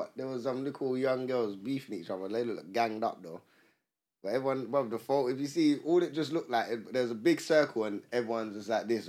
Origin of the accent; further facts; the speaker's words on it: United Kingdom; I'm British, fam.